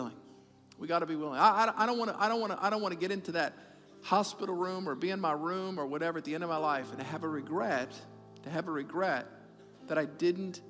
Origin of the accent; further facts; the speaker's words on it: New Orleans, Louisiana, United States; we're from New Orleans